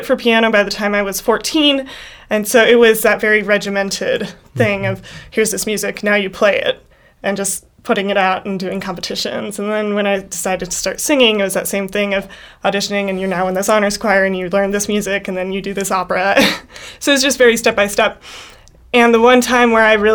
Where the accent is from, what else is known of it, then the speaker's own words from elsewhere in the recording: Minnesota, United States; I'm a Minnesotan.